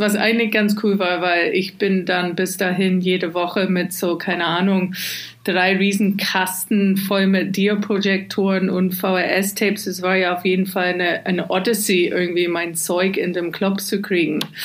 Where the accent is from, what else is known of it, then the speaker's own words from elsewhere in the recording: Scotland, United Kingdom; German is a second language; moved away as an adult; also born or lived in Glasgow; now in Berlin, Germany; Und als Schotte bezeichne ich mich eigentlich ehrlich gesagt auch immer noch